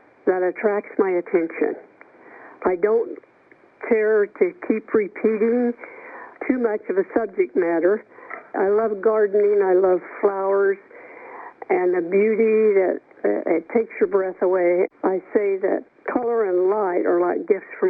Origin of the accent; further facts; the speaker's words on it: Atwood, Kansas, United States; moved away; also born or lived in Kearney, Nebraska; I was a native of Atwood, Kansas